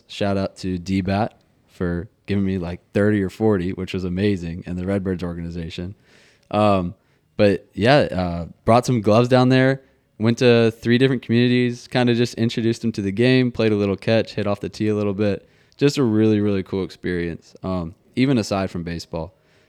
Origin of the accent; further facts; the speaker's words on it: Atlanta, Georgia, United States; born there; I was born in Atlanta. Okay. Piedmont Hospital.